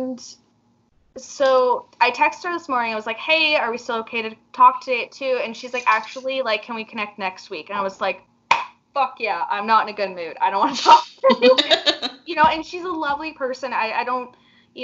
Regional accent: Canada; we are from Canada

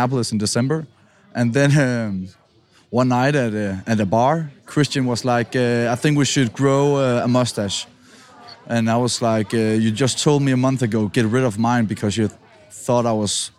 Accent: Denmark; English is a second language; moved away; I'm from Denmark

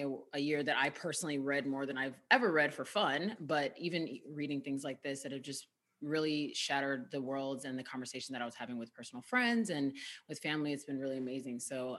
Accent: United States; Better for me, I'm a Nigerian American.

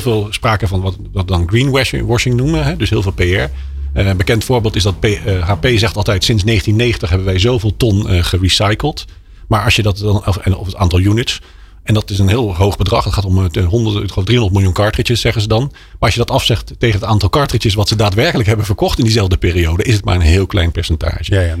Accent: Netherlands; als Nederlanders

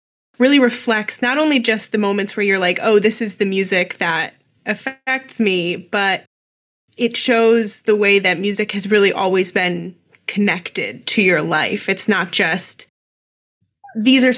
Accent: Midwest, United States; I'm also from the Midwest

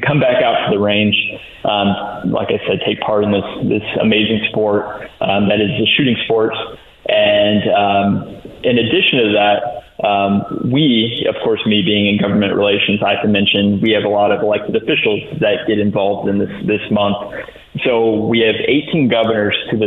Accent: Indiana, United States; moved away as an adult; It's great to be back in the Hoosier state

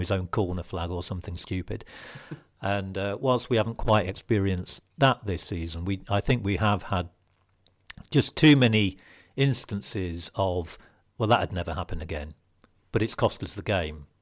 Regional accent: Lincolnshire, East Midlands, United Kingdom; I was born and brought up in Lincolnshire

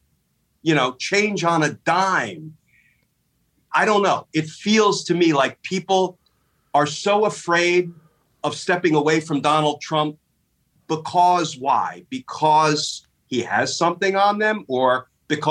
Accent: New Jersey, United States; I grew up in a fairly conservative household. My pop was a high school football coach in New Jersey.

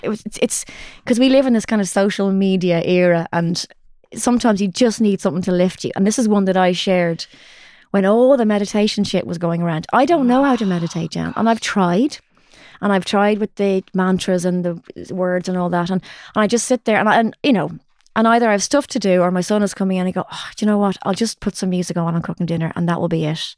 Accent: Ireland; as Irish people

